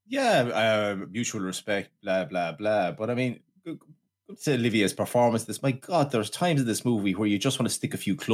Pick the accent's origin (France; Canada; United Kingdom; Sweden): United Kingdom; which is ironic because I am British